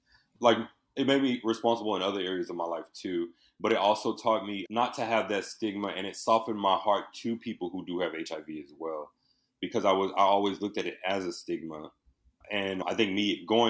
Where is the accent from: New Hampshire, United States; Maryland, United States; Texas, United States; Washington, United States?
Texas, United States; Houston; moved away as an adult; also born or lived in Indiana; now in Los Angeles, United States; I was born in Houston, Texas, and I was just always a creative, a young child. I went to high school for performing visual arts.